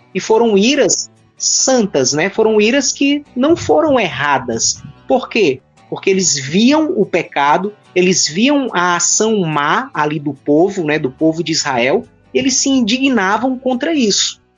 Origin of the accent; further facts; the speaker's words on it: Fortaleza, Ceará, Brazil; eu sou natural aqui de Fortaleza, Ceará.